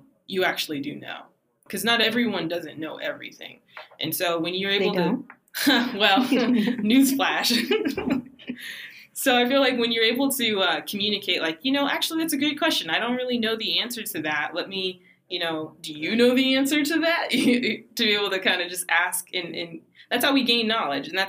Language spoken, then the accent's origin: English; Denver, Colorado, United States; I'm from Denver, Colorado, which is rare these days